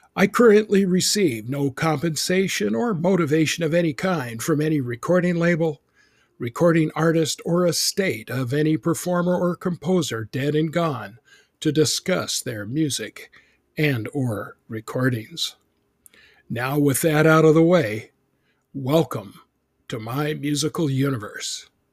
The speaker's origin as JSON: {"language": "English", "town": "Boise", "region": "Idaho", "country": "United States", "said": "I'm from Boise, Idaho."}